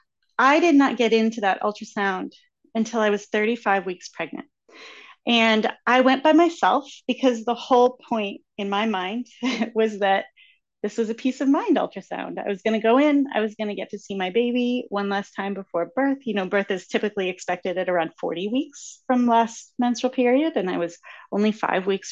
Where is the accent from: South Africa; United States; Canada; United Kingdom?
United States; Massachusetts; I am from Massachusetts